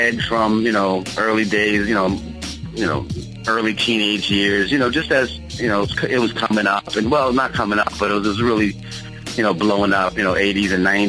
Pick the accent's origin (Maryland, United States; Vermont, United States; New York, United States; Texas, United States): New York, United States; Long Island; also born or lived in East Orange, New Jersey; I'm a Long Island boy